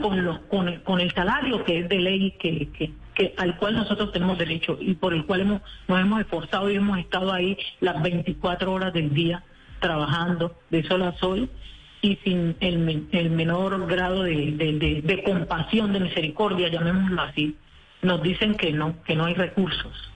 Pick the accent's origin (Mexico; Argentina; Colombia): Colombia; nosotros también somos colombianos